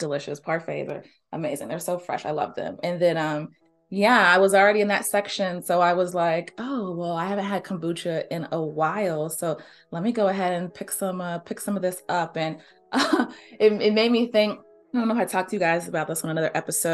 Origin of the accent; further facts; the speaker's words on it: the South, United States; I'm from the South, you know, born and raised